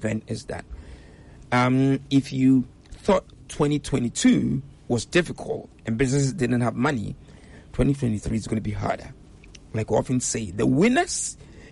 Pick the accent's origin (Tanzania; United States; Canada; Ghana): Ghana; moved away; I'm a Ghanaian, but when I used to visit before I resettled